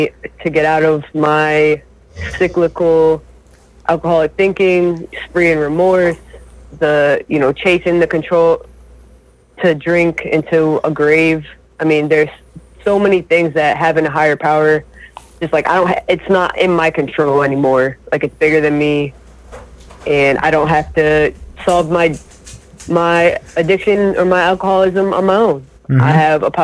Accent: Springfield, Massachusetts, United States; also born or lived in Towson, Maryland; I'm from Springfield, Massachusetts

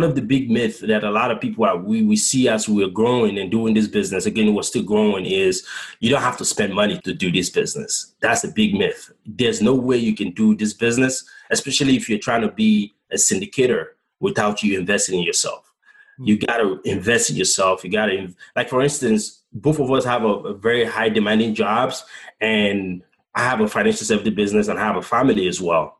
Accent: Bonny, Rivers State, Nigeria; now in United States; my hometown, in Bonny Island

